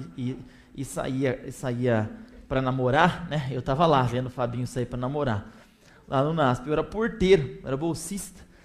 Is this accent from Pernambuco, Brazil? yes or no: no; interior of São Paulo state, Brazil; now in São Paulo, Brazil; eu sou paulistano, né? É, eu sou do interior, mas estou muito tempo em São Paulo